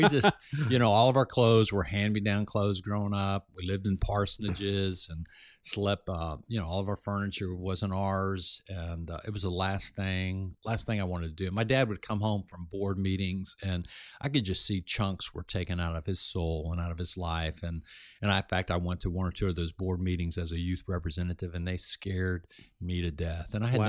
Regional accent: Florida, United States; I grew up in South Florida on the islands where a lot of people had a lot of money, a lot of boats, and I grew up around that.

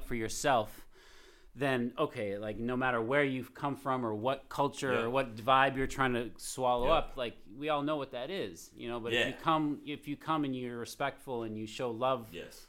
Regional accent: Cape Cod, Massachusetts, United States; I am from here for sure

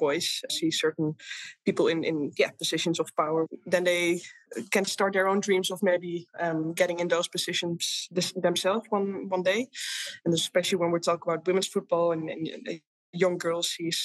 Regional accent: Amsterdam, North Holland, Netherlands; moved away as an adult; also born or lived in England / Italy; Being born and raised in Amsterdam

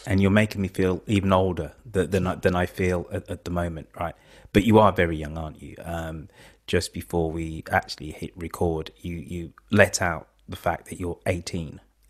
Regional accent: England, United Kingdom; because I am English

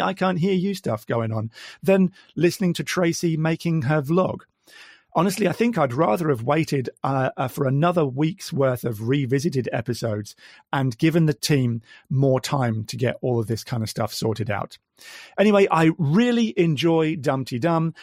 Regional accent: Midlands, United Kingdom; now in Queensland, Australia; I've already said I'm from Australia, but originally I hail from the Midlands in the UK

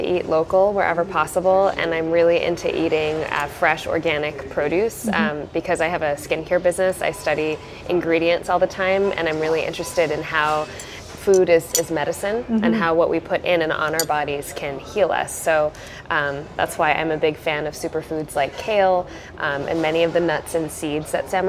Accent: Southern California, United States; also born or lived in Buffalo, New York; I grew up in Southern California. My parents came here from India in the late 70s, and they moved from Buffalo to Southern California when I was quite young.

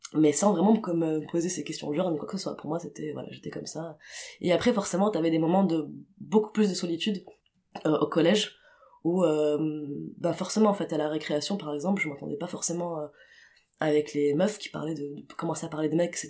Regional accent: Tunis, Tunis Governorate, Tunisia; j'ai grandi à j'ai grandi à Tunis

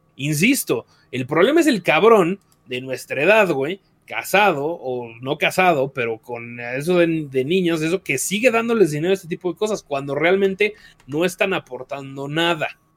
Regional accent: Mexico City, Mexico; Yo soy del DF, no soy de Monterrey

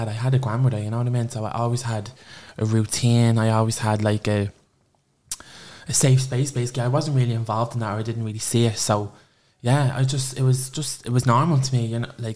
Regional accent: Clondalkin, Leinster, Ireland; I'm from Clondalkin. I was born and raised there

